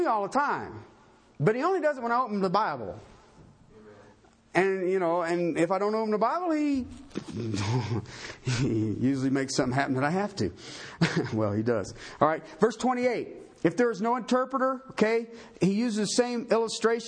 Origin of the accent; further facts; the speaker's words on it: Tornado Alley, United States; now in Colorado, United States; I come from Tornado Alley